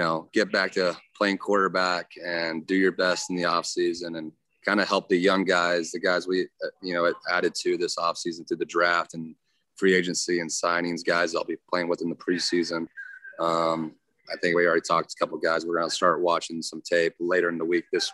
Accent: Texas, United States; moved away; Growing up in Texas, here in Texas country bands

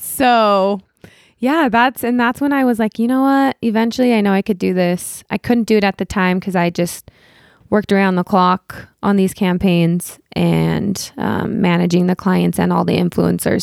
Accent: Utah, United States; moved away as an adult; also born or lived in Los Angeles; I was born and raised here in Utah

